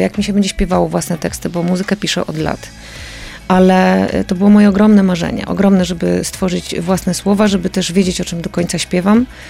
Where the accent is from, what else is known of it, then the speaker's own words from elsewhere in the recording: Lublin Voivodeship, Poland; moved away; ja po prostu wychowałam się w takim, w takim miejscu